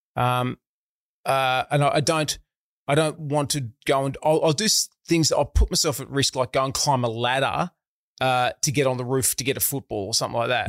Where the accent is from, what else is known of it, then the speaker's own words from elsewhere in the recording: Melbourne, Victoria, Australia; I grew up in a town called Eltham, which is in the outer suburbs of Melbourne